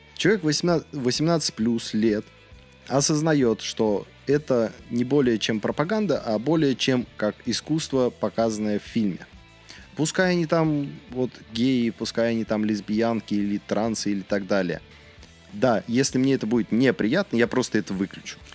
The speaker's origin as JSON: {"language": "Russian", "country": "Russia", "tie": "born or raised there", "said": "я не испанец, я в России вырос, я в России живу"}